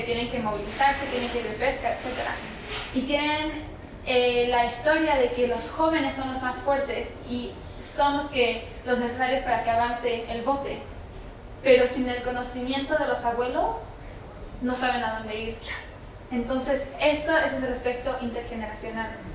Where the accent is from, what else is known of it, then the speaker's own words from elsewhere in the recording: Laguna de Chignahuapan, State of Mexico, Mexico; donde yo vengo tenemos la laguna de Chumariapan que hoy en día es área protegida por el labor de mis papás